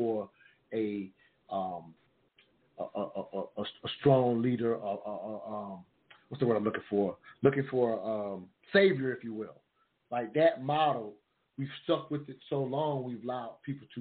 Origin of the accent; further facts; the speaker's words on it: the South, United States; Grew up in the South